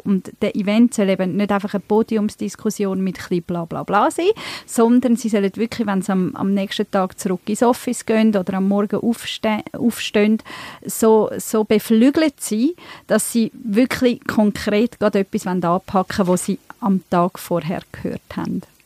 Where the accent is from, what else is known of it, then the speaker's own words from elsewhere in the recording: Emmental, Bern, Switzerland; moved away as an adult; also born or lived in Turkey; now in Zurich, Switzerland; ich bin ursprünglich aus der Türkei, ähm, bin aber im Emmental aufgewachsen, sogar ab 14 noch auf dem Bauernhof